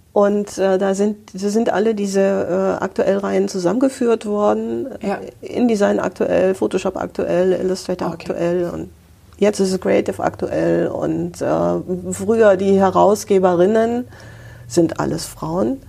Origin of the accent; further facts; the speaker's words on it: Hamburg, Germany; ich bin Hanseatin, dritte Generation in Hamburg geboren.